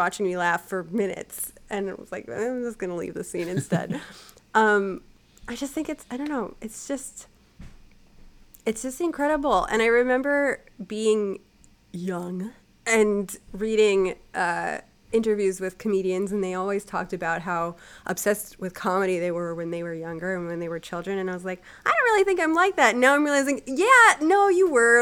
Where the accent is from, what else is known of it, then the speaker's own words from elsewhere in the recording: United States; me as an American